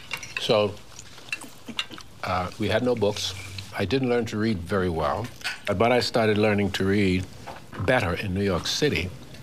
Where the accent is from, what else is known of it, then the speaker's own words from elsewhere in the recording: Bahamas; accent: Bahamian; Yes, I learned. My accent was Bahamian. It was terrible. It was sing-songy, as most Caribbean accents are.